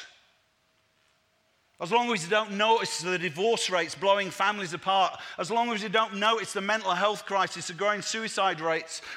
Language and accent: English; Leeds, Yorkshire and the Humber, United Kingdom; moved away; also born or lived in Manchester; I was born in Leeds, and Naomi and I planted a church in Manchester's inner city